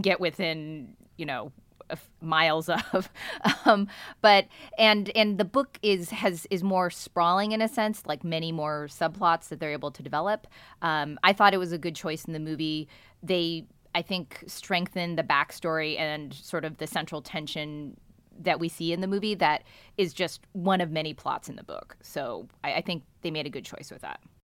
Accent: Bay Area, California, United States; born and raised in the Bay Area

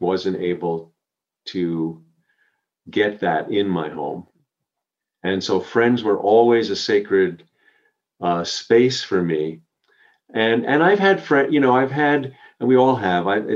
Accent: Long Island, outside New York City, United States; I grew up on Long Island outside of New York City

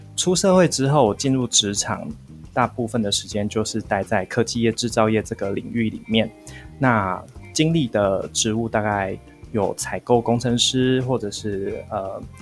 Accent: central Taiwan, Taiwan; 我是来自中部地区的一个，一个小孩

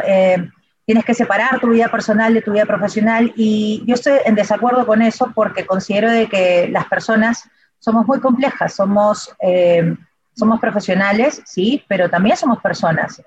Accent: Peru; soy peruana

